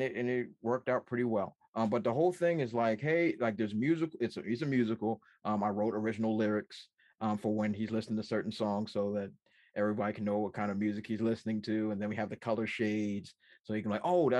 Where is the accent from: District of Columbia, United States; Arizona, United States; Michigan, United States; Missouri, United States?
District of Columbia, United States; Washington; I'm from Washington, D.C. I forgot about that, but I'm from Washington, D.C.